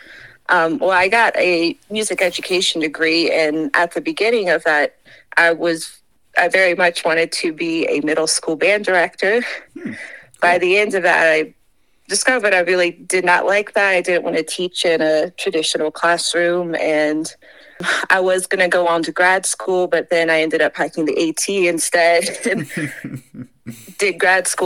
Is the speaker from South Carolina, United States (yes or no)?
yes; Rock Hill, South Carolina, United States; moved away as an adult; now in Colorado, United States; I'm from Rock Hill, which is just 30 minutes south of Charlotte, North Carolina